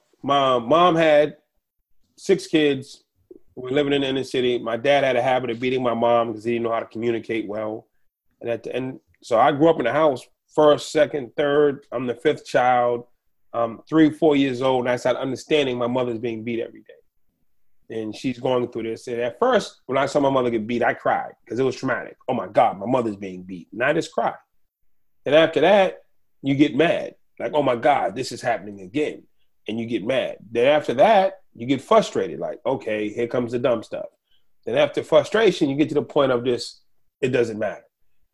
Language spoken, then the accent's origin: English; Boston, Massachusetts, United States; I grew up in Boston